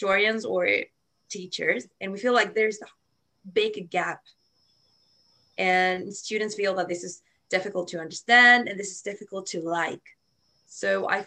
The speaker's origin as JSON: {"language": "English", "country": "Chile", "said": "I'm from Chile"}